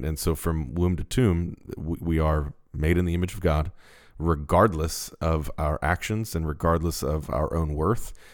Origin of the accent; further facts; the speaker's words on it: Baltimore, Maryland, United States; We're from Baltimore